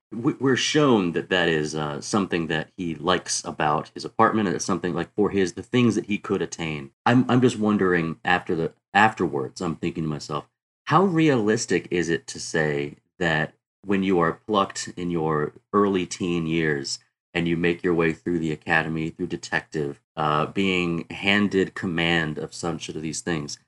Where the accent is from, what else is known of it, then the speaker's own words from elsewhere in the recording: the South, United States; I grew up in the South